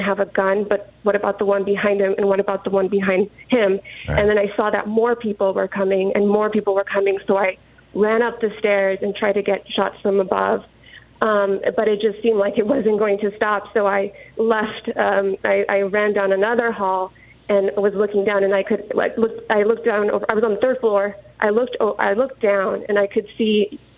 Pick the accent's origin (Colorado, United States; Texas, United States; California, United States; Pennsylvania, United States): Texas, United States; El Paso; moved away; my hometown of El Paso